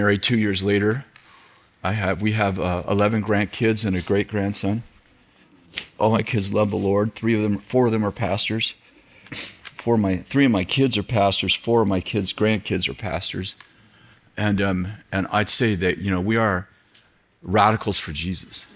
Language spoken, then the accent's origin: English; Weaverville, California, United States; I'm from Weaverville